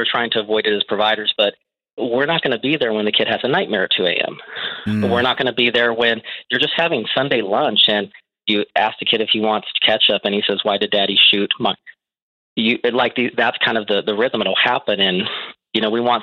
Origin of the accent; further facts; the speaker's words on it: Texas, United States; I'm from Texas